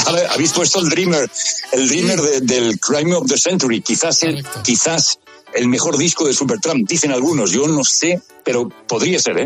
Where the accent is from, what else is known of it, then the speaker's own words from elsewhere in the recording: Badalona, Catalonia, Spain; moved away as an adult; now in Madrid, Spain; Badalona, donde yo nací